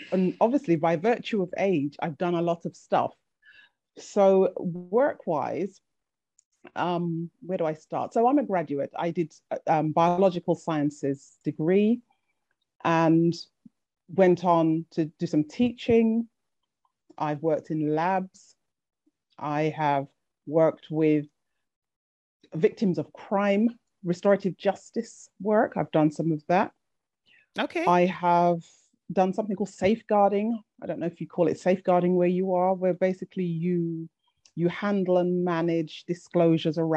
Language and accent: English; Jamaica; big up. Yes, yes. yes, I'm a Jamaican girl.